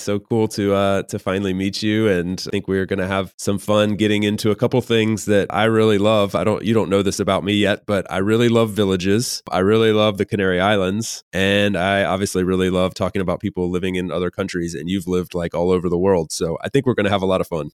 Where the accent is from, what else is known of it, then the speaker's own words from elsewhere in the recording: Southeast US, United States; I'm from the Southeast U S